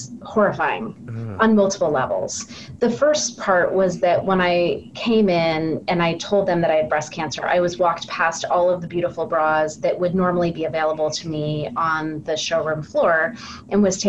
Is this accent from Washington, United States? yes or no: no; California, United States; moved away as an adult; also born or lived in North Carolina; now in Portland, United States; I am from California originally